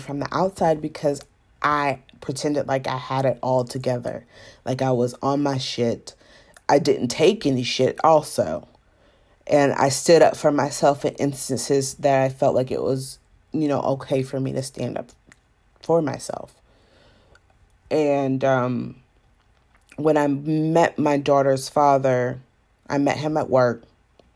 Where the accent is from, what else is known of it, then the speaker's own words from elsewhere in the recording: Savannah, Georgia, United States; also born or lived in Atlanta; even though I was born in Savannah, Georgia, and, you know, grew up in Georgia